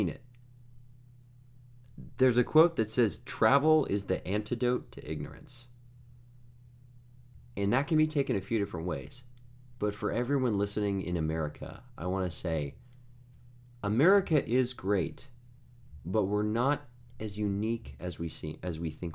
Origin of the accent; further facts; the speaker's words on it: United States; we're American